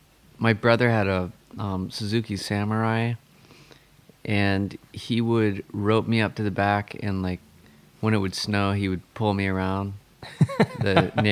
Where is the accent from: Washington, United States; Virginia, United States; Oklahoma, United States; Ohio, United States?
Oklahoma, United States; Stillwater; also born or lived in Norman, Oklahoma; now in Tulsa, United States; I grew up in Stillwater, which is a lot like Norman. It's a college town. It's smaller than Norman, but I moved to Norman.